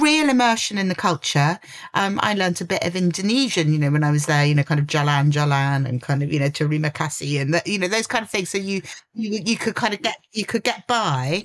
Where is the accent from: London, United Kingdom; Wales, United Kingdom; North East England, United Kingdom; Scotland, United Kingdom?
London, United Kingdom; I'm a Londoner.